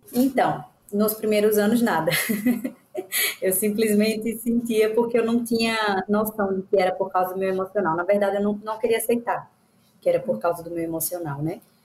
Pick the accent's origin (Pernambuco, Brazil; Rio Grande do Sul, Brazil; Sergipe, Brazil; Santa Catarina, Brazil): Sergipe, Brazil; Aracaju; sou de Aracaju, Sergipe.